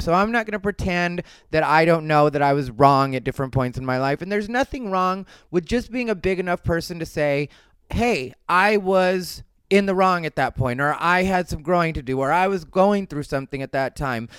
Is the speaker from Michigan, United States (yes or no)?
no; Arizona, United States; I'm from Arizona, so I've heard people use it a lot, and when I was younger, I used it myself